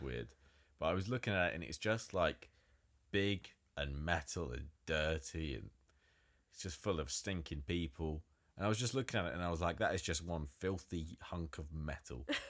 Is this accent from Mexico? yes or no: no; Nottingham, East Midlands, United Kingdom; it's my hometown, it's Nottingham.